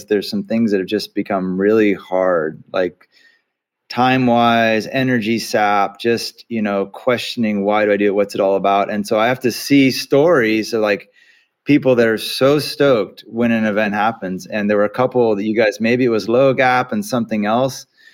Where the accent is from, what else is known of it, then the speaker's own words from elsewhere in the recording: California, United States; as a Californian